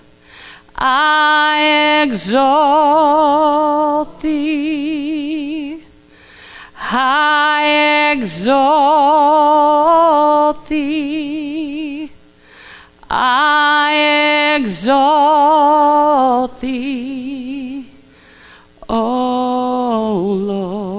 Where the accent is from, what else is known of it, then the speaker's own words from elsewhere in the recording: Los Angeles, California, United States; also born or lived in Santa Maria, California; we moved to Los Angeles from Santa Maria